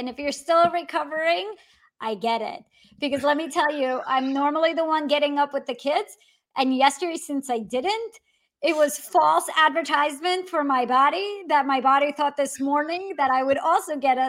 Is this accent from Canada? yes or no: no; Russia; now in Los Angeles, United States; growing up in Russia